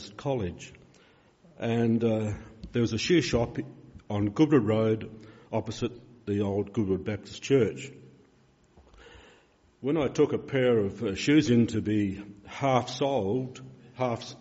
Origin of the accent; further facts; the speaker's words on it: Peterborough, South Australia, Australia; I came from Peterborough, a railway town